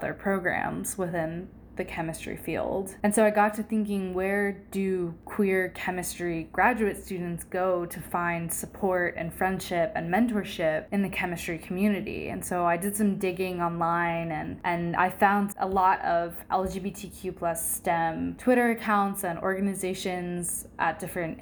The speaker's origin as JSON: {"language": "English", "town": "St. Francisville", "region": "Louisiana", "country": "United States", "also_born_or_lived": "Memphis, Tennessee", "moved": "as an adult", "lives_now": "Ann Arbor, United States", "said": "I am from St. Francisville, Louisiana"}